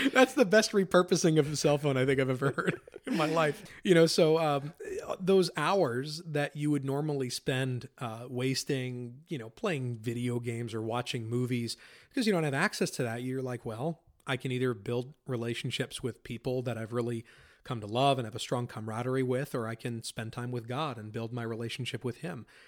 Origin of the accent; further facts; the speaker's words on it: Pennsylvania, United States; I grew up in Pennsylvania, lived there my whole life